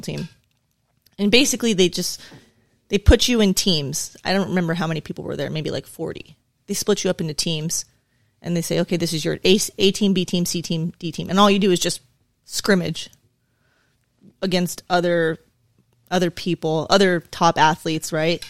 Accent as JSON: {"language": "English", "town": "La Puente", "region": "California", "country": "United States", "tie": "born or raised there", "also_born_or_lived": "South Carolina", "said": "I grew up in La Puente, California, uh, predominantly Hispanic, uh, area."}